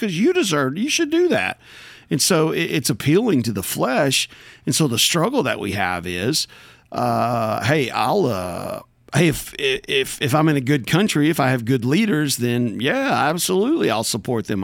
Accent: United States; there's nobody any more American than I am American.

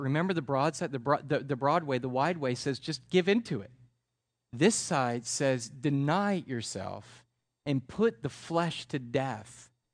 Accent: United States; That's how we live as Americans

